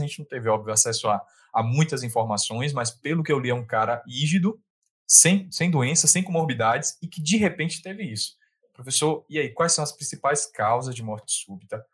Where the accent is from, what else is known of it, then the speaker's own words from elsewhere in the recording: Bahia, Brazil; also born or lived in Salvador; eu sou da Bahia, eu moro na Bahia